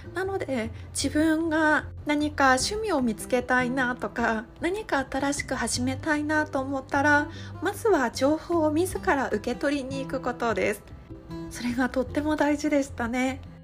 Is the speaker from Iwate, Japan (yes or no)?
yes; Iwate, Japan; moved away as an adult; now in Okinawa, Japan; 私は地元の岩手県から沖縄県の離島まで引っ越しをこの一年間でしました